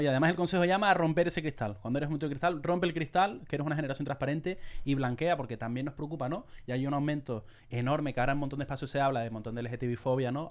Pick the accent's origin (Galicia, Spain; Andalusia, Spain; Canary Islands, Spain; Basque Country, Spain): Canary Islands, Spain; yo soy de Canarias, soy más animado